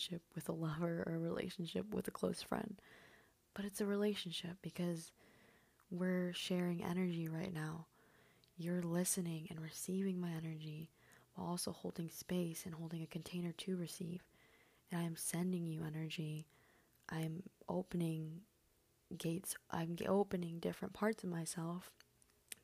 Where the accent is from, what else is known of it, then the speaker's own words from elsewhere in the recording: Michigan, United States; first language Spanish; English is a second language; also born or lived in Mexico; I was born and raised in Michigan